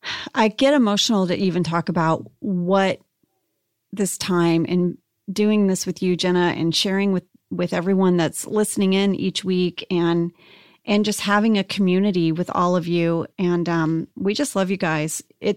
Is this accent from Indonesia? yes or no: yes; Indonesia; But I mean, I loved growing up in Indonesia. I had such a wonderful childhood there and I have very fond memories.